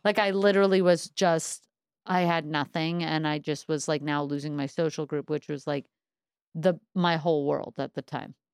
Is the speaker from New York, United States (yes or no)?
yes; New York City, New York, United States; I'm originally from Crown Heights from Brooklyn